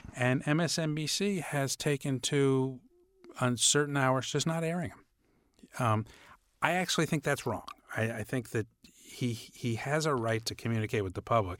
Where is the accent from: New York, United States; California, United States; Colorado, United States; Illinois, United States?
New York, United States; I'm from New York. I grew up a Knicks fan.